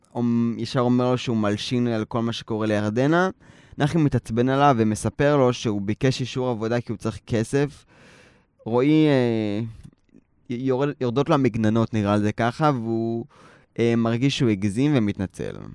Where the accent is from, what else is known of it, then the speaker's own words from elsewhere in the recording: Tel Aviv, Tel Aviv District, Israel; אני נולדתי בתל אביב